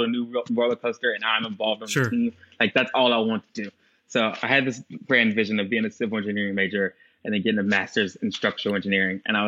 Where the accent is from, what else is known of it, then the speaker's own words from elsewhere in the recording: Asheville, North Carolina, United States; moved away as an adult; also born or lived in Virginia / Chicago; we moved to Asheville, North Carolina when I was young. So I grew up there